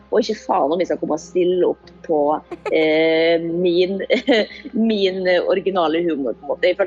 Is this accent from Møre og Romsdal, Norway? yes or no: yes; Molde, Møre og Romsdal, Norway; i hvert fall der jeg kommer fra, jeg kommer fra Molde, fra bygda, vært en, en greie alltid.